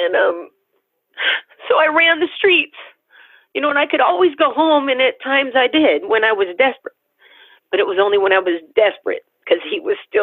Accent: Tacoma, Washington, United States; I was born in Tacoma, Washington.

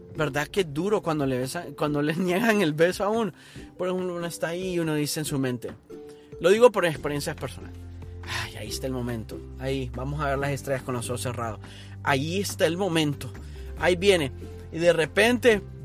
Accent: Honduras; moved away; yo hablo de Honduras porque es mi país de origen

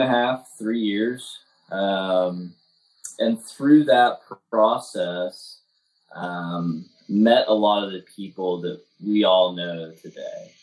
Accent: Waco, Texas, United States; moved away as an adult; also born or lived in Hot Springs, Arkansas / Arkadelphia, Arkansas / Eureka Springs, Arkansas; now in Cotter, United States; I'm originally from Waco, Texas. I was born and raised there. I moved to Arkansas in 2014

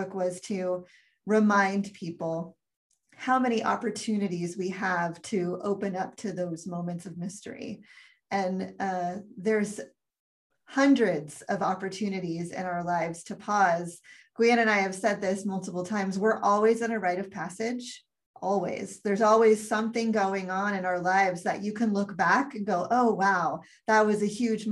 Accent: United States; I speak as an American

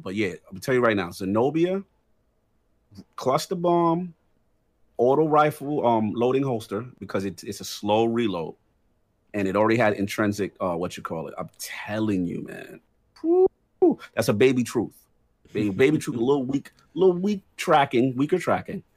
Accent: New York, United States; New York City, my home state

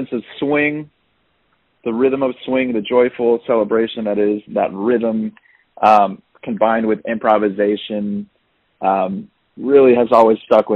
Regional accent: Agoura Hills, California, United States; moved away as an adult; now in Brooklyn, United States; I was born and raised in Agoura Hills, California

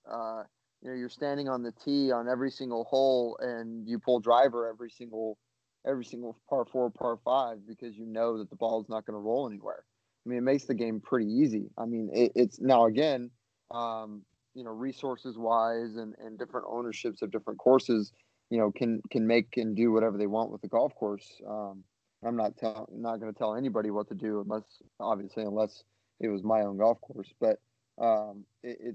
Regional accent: Oahu, Hawaii, United States; moved away; I grew up on Oahu, so you know, in Hawaii.

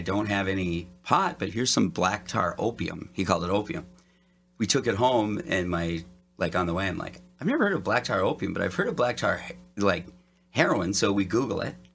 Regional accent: Detroit Lakes, Minnesota, United States; now in Los Angeles, United States; I grew up in northern Minnesota, Detroit Lakes

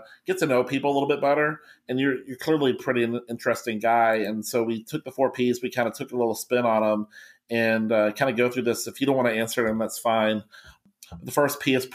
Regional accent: Kentucky, United States; I'm from Kentucky

